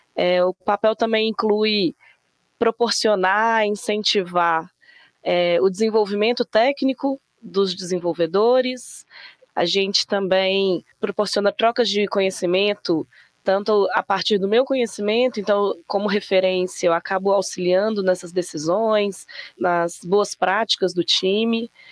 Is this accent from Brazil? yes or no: yes; Belo Horizonte, Minas Gerais, Brazil; Eu também tô em B H, mas sou daqui mesmo, sou mineira